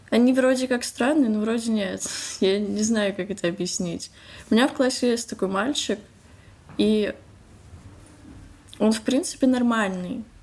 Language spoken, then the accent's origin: Russian; Moscow, Russia; мне 15 лет, я из Москвы.